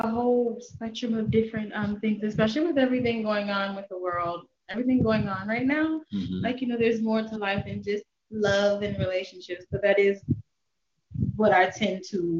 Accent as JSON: {"language": "English", "town": "Baltimore", "region": "Maryland", "country": "United States", "said": "I'm from Baltimore, son."}